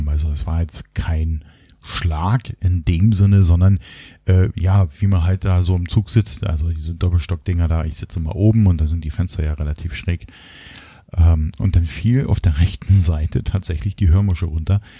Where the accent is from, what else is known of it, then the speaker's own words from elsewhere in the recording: Berlin, Germany; und ich komme ja aus dem Osten sozusagen. Ich bin ja in Berlin geboren, in Ostberlin und auch dort aufgewachsen.